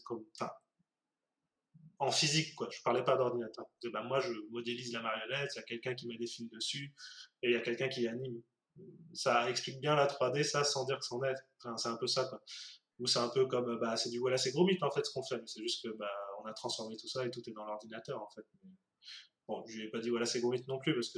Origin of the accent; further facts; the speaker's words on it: France; nous en tant que français